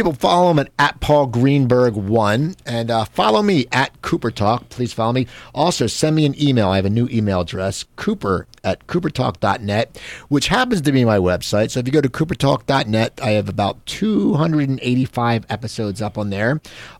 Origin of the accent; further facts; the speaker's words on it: New Jersey, United States; I'm from New Jersey.